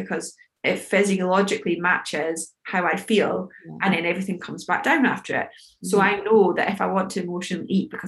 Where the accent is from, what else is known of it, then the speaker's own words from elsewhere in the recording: United Kingdom; We, especially as British people